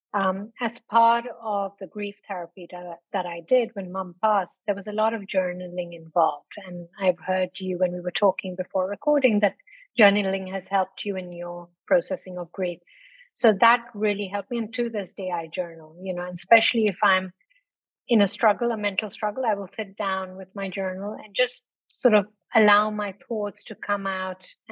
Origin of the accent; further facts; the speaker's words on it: North India, India; moved away as an adult; also born or lived in London, United Kingdom; now in Dubai, United Arab Emirates; I was born in London, as you said, grew up in India, then went back to London, worked for a while, and then I've been in Dubai for 22 years